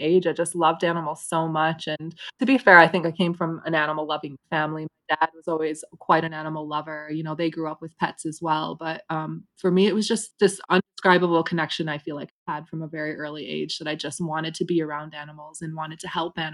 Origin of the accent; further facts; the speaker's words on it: Grand Rapids, Michigan, United States; moved away as an adult; I grew up in Grand Rapids, Michigan